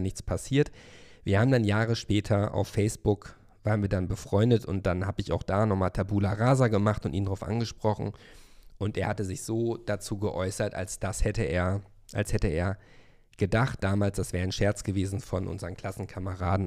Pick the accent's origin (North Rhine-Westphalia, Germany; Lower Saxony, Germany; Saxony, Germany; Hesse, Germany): North Rhine-Westphalia, Germany; Hövelhof; now in Berlin, Germany; ich bin ja in Hövelhof aufgewachsen, ein Ort mit 12.000 Einwohnern zum Kreise Paderborn